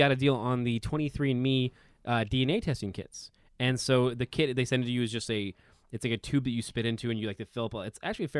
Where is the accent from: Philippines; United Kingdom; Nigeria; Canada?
Philippines; Yeah, and I'm Filipino, so my mom wanted me to be a nurse